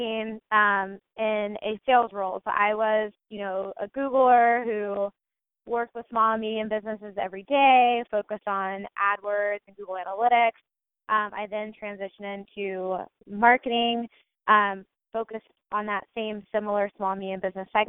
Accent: Ohio, United States; I'm from Ohio.

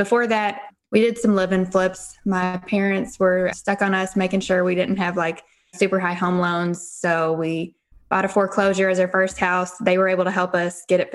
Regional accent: Henryville, Indiana, United States; we're from Henryville, Indiana

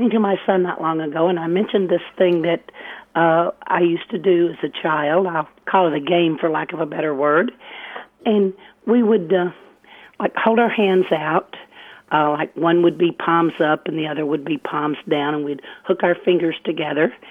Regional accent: eastern Arkansas, United States; now in Federal Way, United States; I grew up in Arkansas.

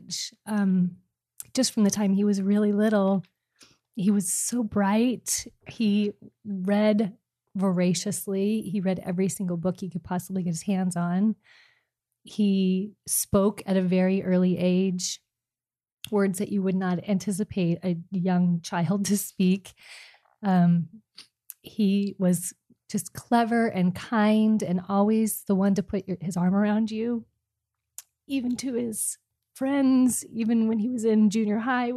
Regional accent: California, United States; now in Mesa, United States; I'm from California

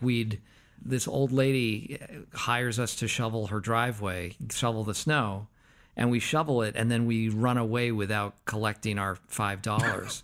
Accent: Concord, Massachusetts, United States; I was born in Concord, Massachusetts.

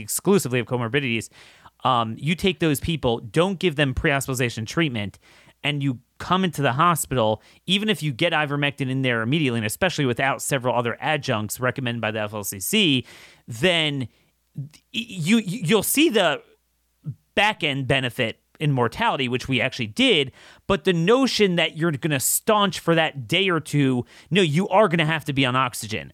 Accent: United States; I'm an American.

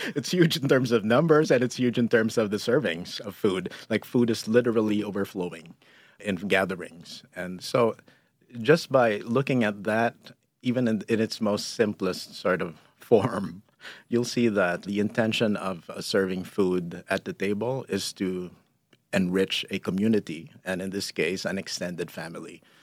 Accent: Philippines; moved away as an adult; who I am is Filipino, and being a Filipino means sh, sharing is just a natural thing

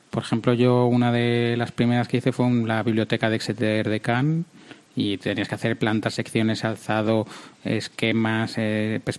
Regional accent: Madrid, Community of Madrid, Spain; yo soy de Madrid, yo no soy de Sevilla.

